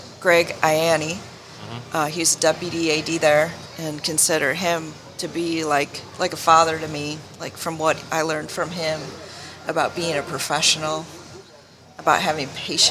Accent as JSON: {"language": "English", "region": "Wisconsin", "country": "United States", "tie": "born or raised there", "also_born_or_lived": "Michigan", "moved": "as an adult", "said": "I grew up in Wisconsin"}